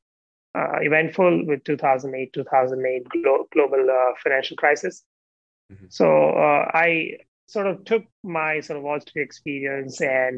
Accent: India; moved away; growing up in India

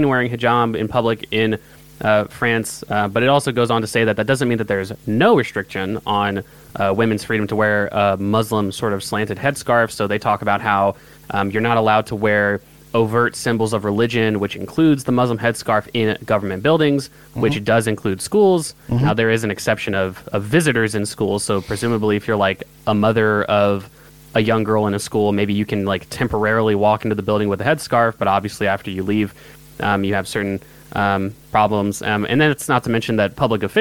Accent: United States; I'm an American

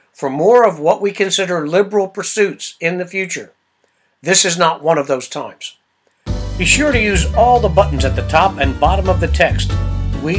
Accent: United States; I'm an American

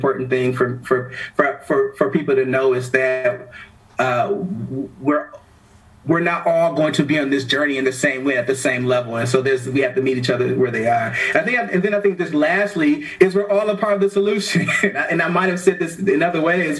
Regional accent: Milwaukee, Wisconsin, United States; I happen to be a young Black man that was born and raised in the heart of the city, you know, in the hood, and then, you know, in a predominantly, Black neighborhood in Milwaukee

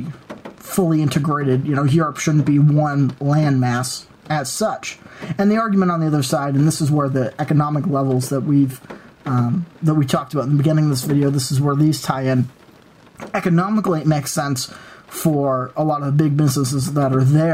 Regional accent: United States; as an American

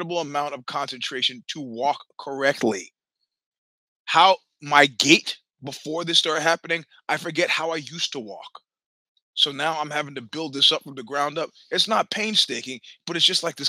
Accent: New York City, New York, United States; I am from Brooklyn

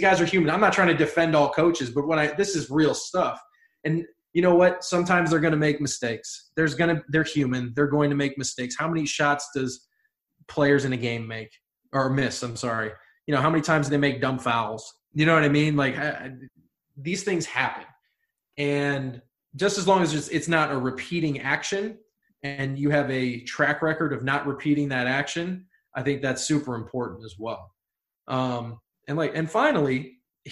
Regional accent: Ohio, United States; I'm from Ohio

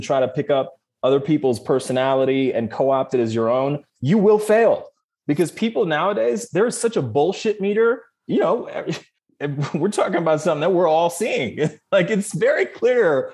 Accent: Canada; what I grew up with in Canada

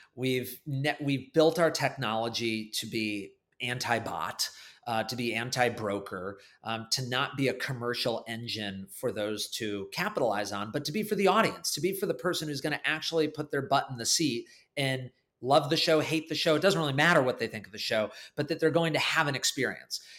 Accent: Connecticut, United States; moved away as an adult; also born or lived in New York City; I was from Connecticut

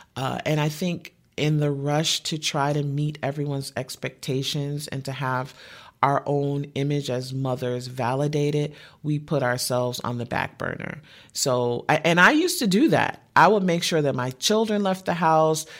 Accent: Detroit, Michigan, United States; I'm from the Midwest and Detroit is rainy a lot

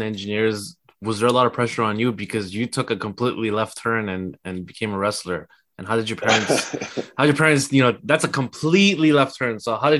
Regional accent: East Coast of Canada, Canada; I grew up in the East Coast of Canada

